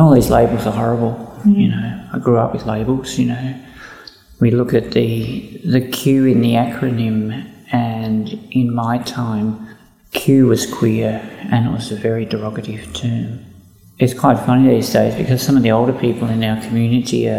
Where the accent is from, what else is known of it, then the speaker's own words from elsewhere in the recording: Ballarat, Victoria, Australia; I grew up in Ballarat. I went to school in Ballarat